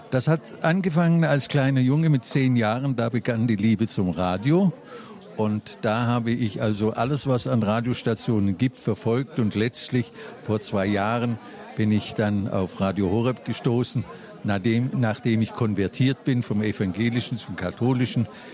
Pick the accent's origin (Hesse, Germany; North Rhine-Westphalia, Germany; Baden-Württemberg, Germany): Hesse, Germany; Frankfurt; Ich komme aus Frankfurt